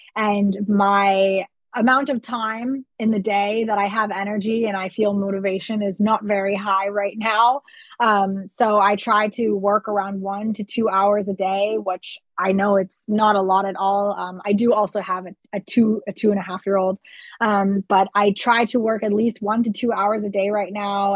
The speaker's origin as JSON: {"language": "English", "region": "Florida", "country": "United States", "tie": "born or raised there", "first_language": "English", "moved": "as an adult", "lives_now": "Germany", "said": "I grew up in Florida, which is a very hot climate"}